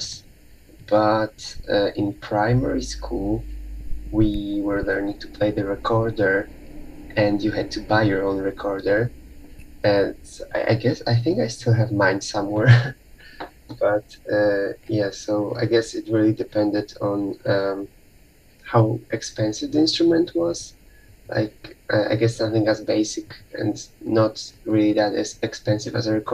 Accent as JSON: {"language": "English", "country": "Poland", "said": "from Poland."}